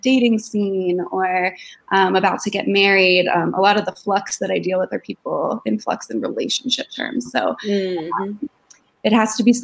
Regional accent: Denver, Colorado, United States; I moved back home to my hometown of Denver, opened up my practice

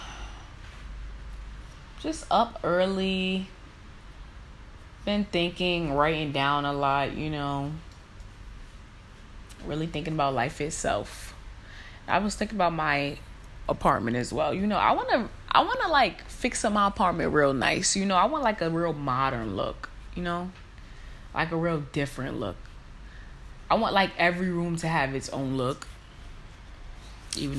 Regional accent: New York City, New York, United States; I was born and raised in New York.

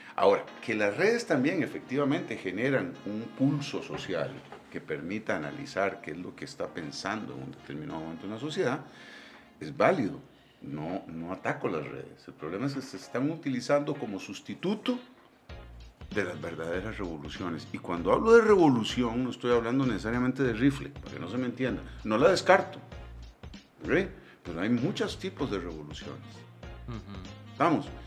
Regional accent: Costa Rica; nuestro país

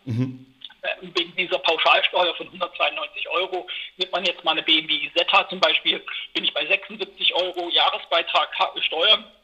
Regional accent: Eisenach, Thuringia, Germany; ich bin Thüringer. Ich habe halt einen besonderen Bezug zu, zu der Region Eisenach, weil da komme ich her

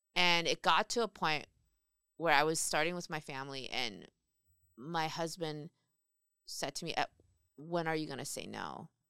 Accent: South Korea; now in United States; I grew up in Korea

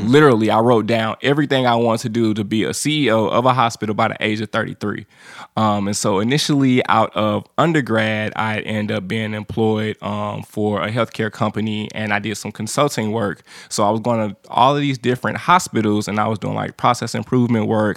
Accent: St. Louis, Missouri, United States; now in Nashville, United States; I'm from Saint Louis, Missouri

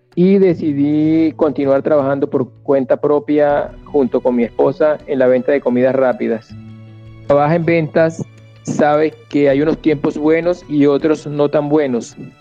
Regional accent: Venezuela; moved away as an adult; also born or lived in Yopal / Boyacá; now in Colombia; si era venezolano. Al responderles que sí

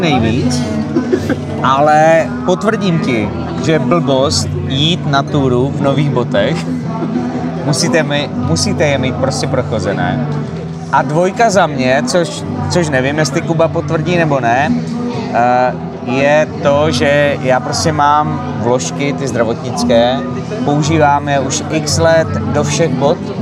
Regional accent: Moravia, Czechia; prostě jsme Moraváci

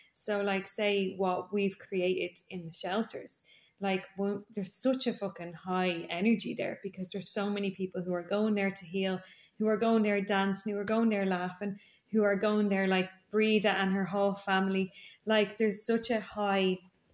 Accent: Ireland; I grew up in Donnymead

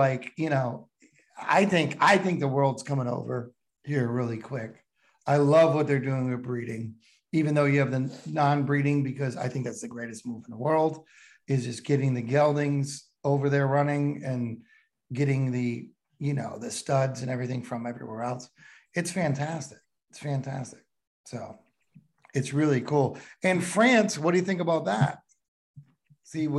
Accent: New England, United States; I'm from New England, so I say water instead of water

